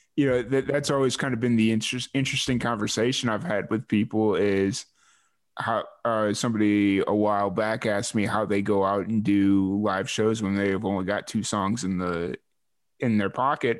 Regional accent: Chicago, Illinois, United States; now in New Mexico, United States; I grew up in Chicago

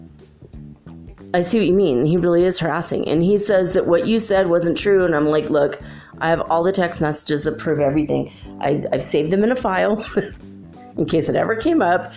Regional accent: United States; I'm an American

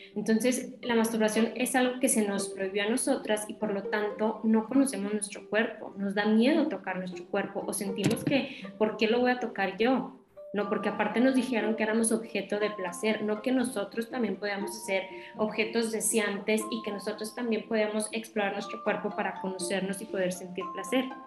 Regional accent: Torreón, Coahuila, Mexico; Yo soy de Torreón, Coahuila, entonces es también acá en el norte y es como una ciudad chica

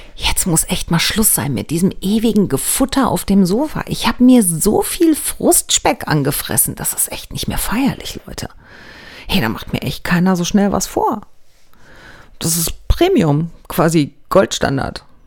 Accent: Germany; bei uns in Deutschland

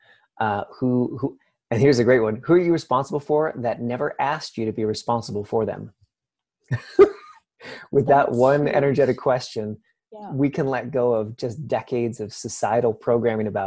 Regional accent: Canada; I'm Canadian

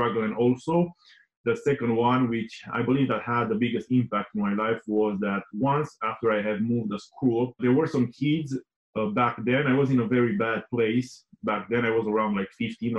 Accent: Romania; I was born in Romania, as you know. I was born in a small town. And yeah, I had like a normal childhood

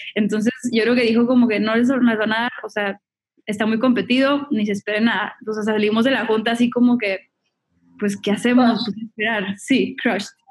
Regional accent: Monterrey, Nuevo León, Mexico; moved away as an adult; now in Los Angeles, United States; igual soy mexicana, soy de Monterrey, me mudé a Los Ángeles en el 2012

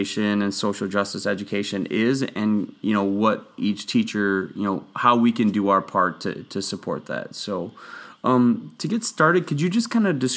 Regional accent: Wisconsin, United States; moved away as an adult; also born or lived in Houston, Texas; I grew up in Wisconsin. I spent 8 years in Houston, and this is my first year back teaching in Wisconsin

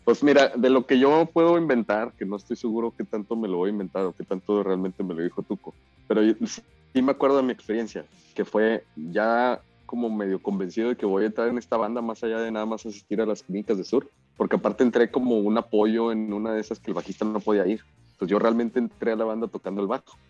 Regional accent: Ciudad Juárez, Chihuahua, Mexico; also born or lived in Monterrey; Yo soy de Ciudad Juárez

